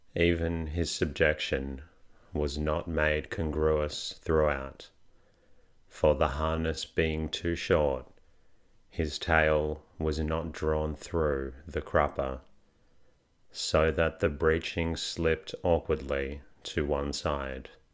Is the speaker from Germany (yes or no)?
no; Australia; I can confirm I am Australian, not British